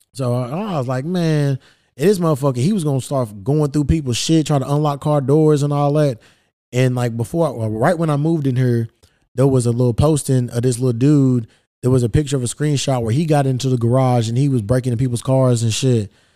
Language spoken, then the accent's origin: English; Louisville, Kentucky, United States; Kentucky, my hometown, Louisville